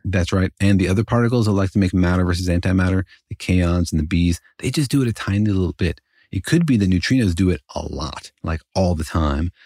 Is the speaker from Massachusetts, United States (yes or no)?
no; Los Alamos, New Mexico, United States; Los Alamos, actually my hometown